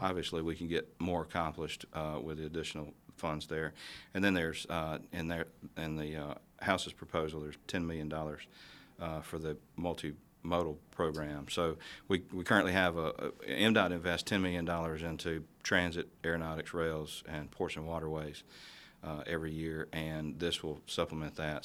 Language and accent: English; Northeast Jackson County, Mississippi Gulf Coast, United States; now in Jackson, United States; I grew up on the coast. I grew up in Northeast Jackson County.